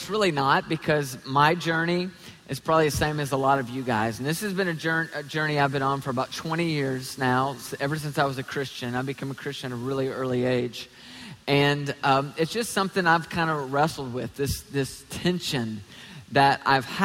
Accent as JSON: {"language": "English", "region": "Tennessee", "country": "United States", "also_born_or_lived": "Toledo, Ohio (family)", "said": "I'm from Tennessee."}